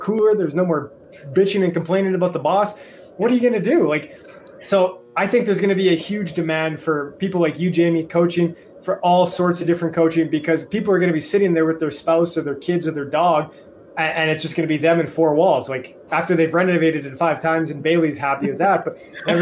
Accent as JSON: {"language": "English", "town": "Edmonton", "region": "Alberta", "country": "Canada", "said": "I'm from Alberta, Canada, one of the oil capitals of the world."}